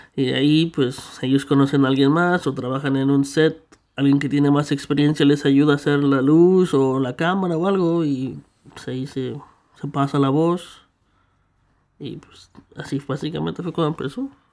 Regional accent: Mexico; now in Canada; yo crecí en México

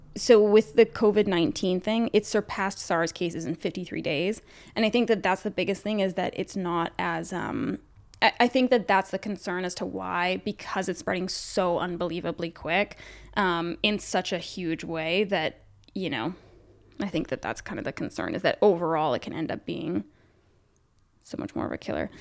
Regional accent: Canada; being Canadian

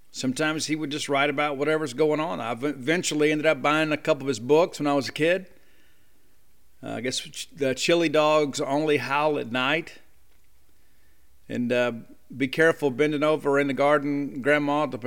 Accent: the South, United States; You know, we were Bulldogs, they're Bulldogs. We're from the South, they're from the South. We're both in the SEC.

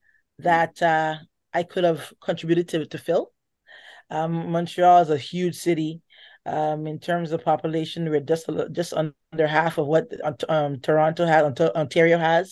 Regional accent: Guyana; now in Canada; I am from Guyana

